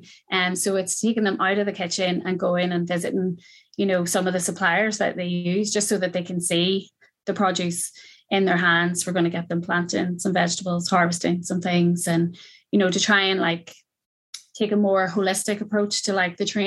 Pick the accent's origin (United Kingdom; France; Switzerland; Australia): United Kingdom; County Down, Northern Ireland; also born or lived in Belfast; I moved home from Belfast to County Down over the pandemic